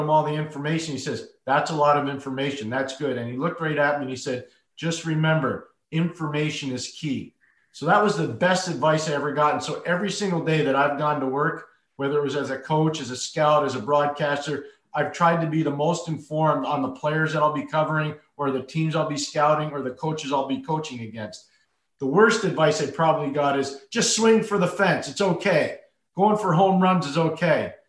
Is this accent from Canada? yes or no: yes; Montreal, Quebec, Canada; moved away as an adult; now in Connecticut, United States; When I was a young boy growing up in Montreal